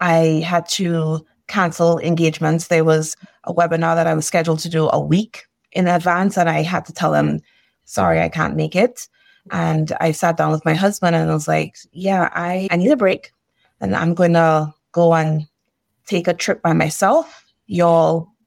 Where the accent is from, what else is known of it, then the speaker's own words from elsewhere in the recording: Trinidad & Tobago; now in Northern California, United States; I am originally from Trinidad and Tobago.